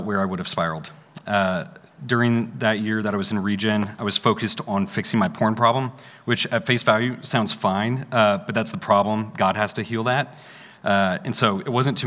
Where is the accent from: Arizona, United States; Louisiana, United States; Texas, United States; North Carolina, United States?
Texas, United States; McKinney; I grew up in McKinney, just north of here